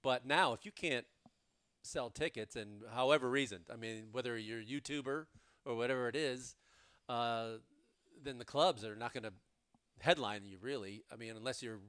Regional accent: University Park, Illinois, United States; now in California, United States; I grew up in Chicago, and now that I've lived in California for over 20 years

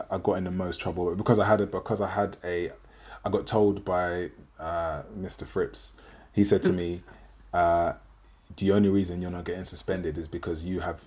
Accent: London, United Kingdom; I grew up in Deptford, South East London

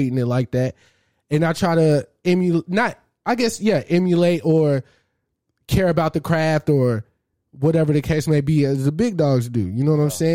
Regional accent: Arlington, Texas, United States; That's where I'm from. Yeah. I'm the South Side

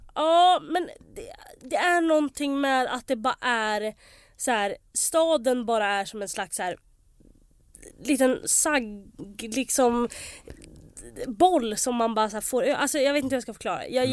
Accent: Västerås, Västmanland, Sweden; jag är inte bara från Västerås.

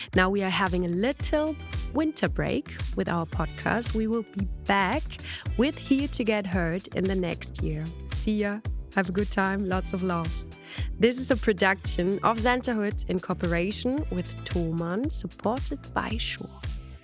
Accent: Germany; I'm a German singer.

